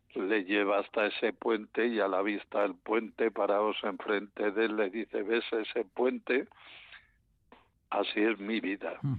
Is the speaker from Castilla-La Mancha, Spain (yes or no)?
no; León, Castile and León, Spain; yo soy de León